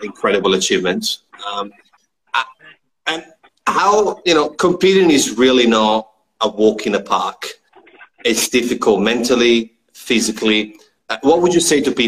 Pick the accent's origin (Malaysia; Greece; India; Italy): Italy; now in Australia; I don't have family here. I mean, back home in Italy